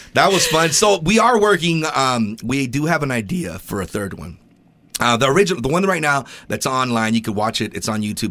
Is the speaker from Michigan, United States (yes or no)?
no; California, United States; moved away; When I grew up in poverty in California